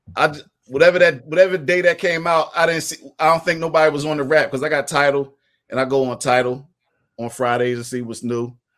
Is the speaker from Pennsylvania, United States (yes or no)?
yes; Philadelphia, Pennsylvania, United States; I'm from West Philly, from Winfield slash Overbrook